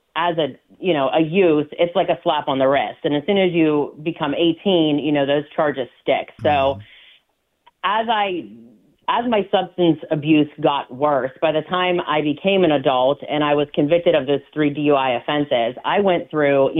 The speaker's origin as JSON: {"language": "English", "town": "McCandless", "region": "Pennsylvania", "country": "United States", "tie": "born or raised there", "said": "I grew up in McCandless Township"}